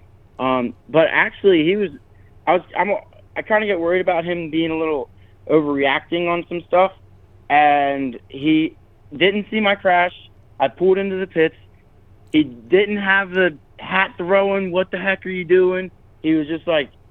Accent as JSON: {"language": "English", "region": "Maryland", "country": "United States", "said": "I'm from Maryland"}